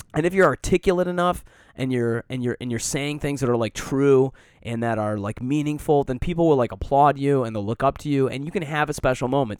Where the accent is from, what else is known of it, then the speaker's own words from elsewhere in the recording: Detroit, Michigan, United States; moved away; also born or lived in Colorado; I grew up in Metro Detroit